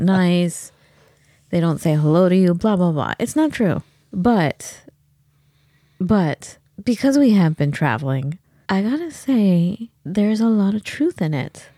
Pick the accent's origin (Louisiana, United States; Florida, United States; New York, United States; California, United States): California, United States; Los Angeles; we grew up in Los Angeles